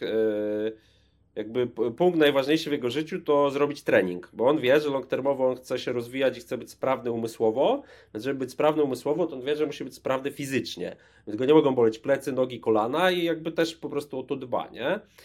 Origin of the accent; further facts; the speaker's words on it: Łódź, Łódź Voivodeship, Poland; z Łodzi pochodzę